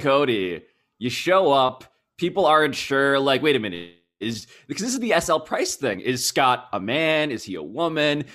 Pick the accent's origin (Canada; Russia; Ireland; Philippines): Philippines; now in United States; As a Filipino